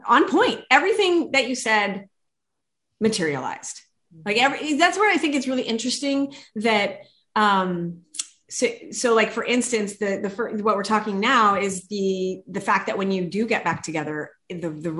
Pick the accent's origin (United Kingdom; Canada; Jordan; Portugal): Canada; moved away as an adult; now in West Coast, United States; as a Canadian